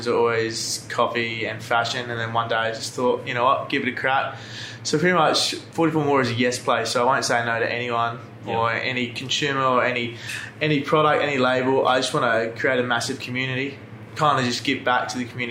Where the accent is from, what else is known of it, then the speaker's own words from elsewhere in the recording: Adelaide, South Australia, Australia; from Adelaide, 23, just recently turned 23